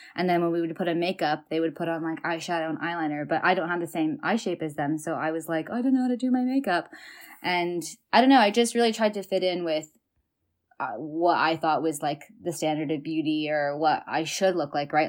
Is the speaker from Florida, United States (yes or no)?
no; Bay Area, California, United States; moved away as an adult; also born or lived in China / Minnesota; now in Dublin, Ireland; I am from the Bay Area and now living in Dublin, Ireland